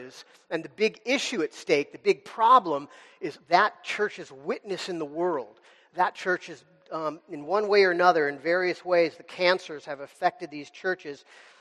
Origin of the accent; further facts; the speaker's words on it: United States; as American Christians